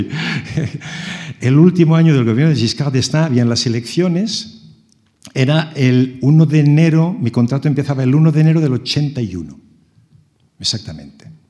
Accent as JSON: {"language": "Spanish", "town": "Barcelona", "region": "Catalonia", "country": "Spain", "tie": "born or raised there", "also_born_or_lived": "Strasbourg", "moved": "yes", "said": "de pequeño en Barcelona"}